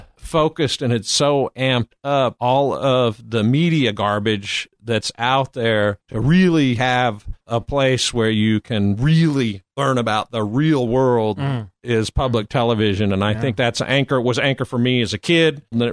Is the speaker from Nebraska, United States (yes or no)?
yes; Nebraska, United States; now in Austin, United States; Well, I mean, I think what I got most important is I met my lovely wife in Nebraska.